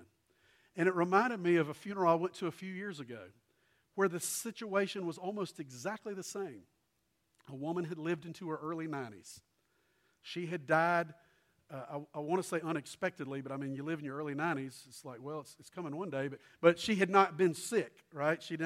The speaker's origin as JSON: {"language": "English", "town": "Columbia", "region": "South Carolina", "country": "United States", "tie": "born or raised there", "said": "A lady who had lived across the street from me growing up in Columbia and lived there. We moved there when I was tiny"}